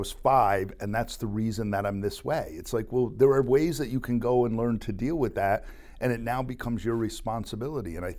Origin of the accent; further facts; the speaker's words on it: Plattsburgh, New York, United States; growing up in Plattsburgh, New York, for me, is the air base was here when I was growing up